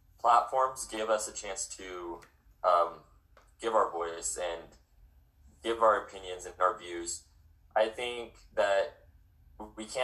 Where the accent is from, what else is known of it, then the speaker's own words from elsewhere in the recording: Utah, United States; I'm from Utah